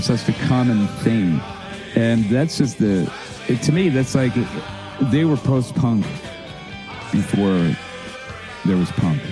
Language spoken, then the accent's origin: English; Philadelphia, Pennsylvania, United States; I grew up in you know you know where I grew up in West Philadelphia